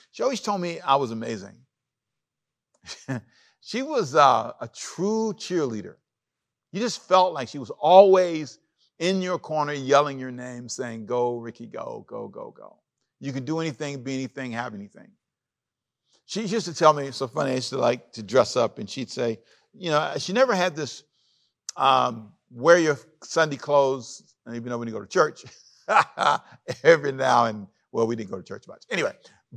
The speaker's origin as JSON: {"language": "English", "town": "Los Angeles", "region": "California", "country": "United States", "tie": "born or raised there", "also_born_or_lived": "Savannah, Georgia", "said": "I grew up in Los Angeles"}